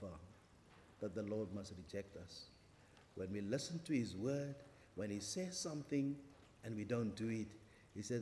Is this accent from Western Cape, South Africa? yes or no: no; Kimberley, Northern Cape, South Africa; now in Cape Town, South Africa; I'm from Kimberley.